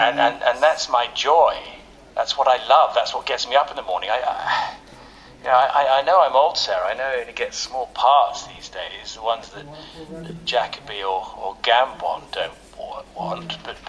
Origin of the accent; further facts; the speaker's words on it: Ealing, London, United Kingdom; born there; I was born in Ealing, you know. I know how to do a London accent.